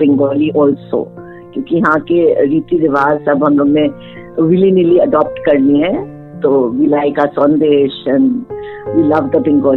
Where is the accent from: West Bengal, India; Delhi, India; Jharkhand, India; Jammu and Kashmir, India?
West Bengal, India; Kolkata; I am from Calcutta I was born and raised in Calcutta